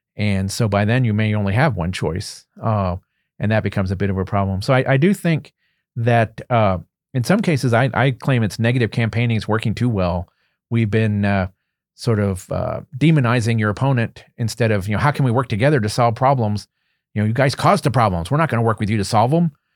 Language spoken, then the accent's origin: English; Western Berks County, near Reading, Pennsylvania, United States; moved away as an adult; also born or lived in Alaska; I am a native of Pennsylvania. I grew up in Western Berks County, uh, not too far from the city of Reading